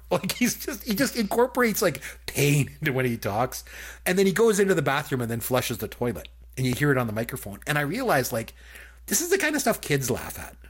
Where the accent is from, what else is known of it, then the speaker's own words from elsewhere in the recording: Canada; as a Canadian